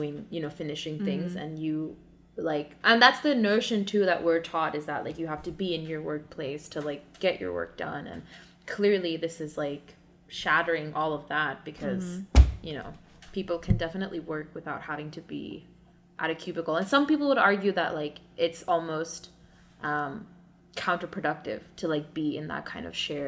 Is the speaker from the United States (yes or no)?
yes; New York, United States; because you're walking really slowly, and it's like, I'm from New York and it's really bothering me.